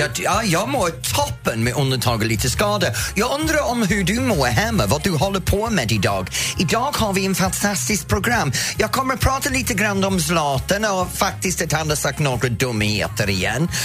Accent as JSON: {"language": "Swedish", "region": "England", "country": "United Kingdom", "second_language": "Swedish", "moved": "yes", "lives_now": "Sweden", "said": "jag är engelsman"}